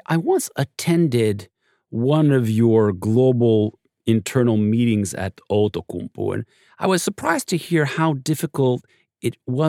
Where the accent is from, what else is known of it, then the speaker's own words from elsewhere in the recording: Montreal, Quebec, Canada; including my hometown of Montreal